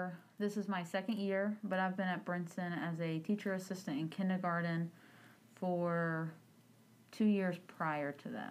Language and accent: English; New Bern, North Carolina, United States; I'm actually born and raised in Craven County. Grew up in New Bern, so I'm a native.